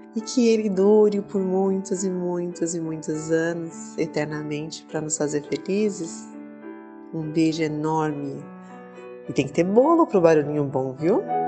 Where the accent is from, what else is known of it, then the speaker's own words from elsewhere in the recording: interior of São Paulo, Brazil; eu sou aqui de São Paulo, do interior de São Paulo